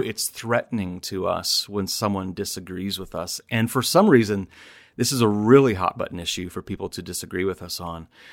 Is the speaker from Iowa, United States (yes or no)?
yes; Iowa, United States; here in Iowa, my home state